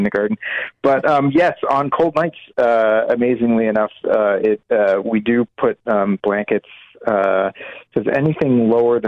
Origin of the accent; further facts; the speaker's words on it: Maine, United States; moved away; where I grew up in Maine